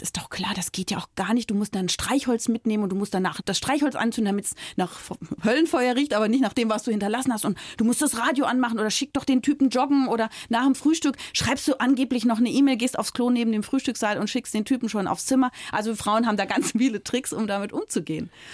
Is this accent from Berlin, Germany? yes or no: yes; Berlin, Germany; also born or lived in Frankfurt; Ich komme ja aus Berlin